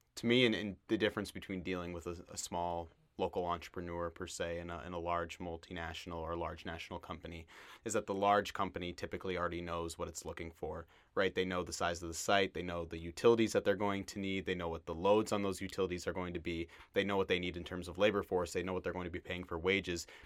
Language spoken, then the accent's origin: English; Mitchell, South Dakota, United States; I'm originally from Mitchell, South Dakota, home of the world's only corn palace